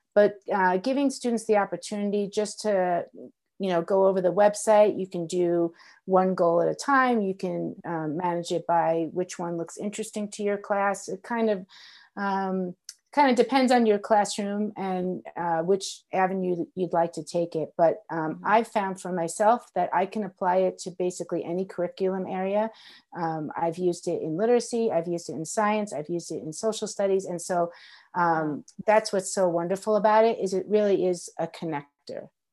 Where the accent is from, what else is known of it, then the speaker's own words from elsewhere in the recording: New York, United States; moved away as an adult; now in Colorado, United States; I grew up in New York, and so I worked in New York City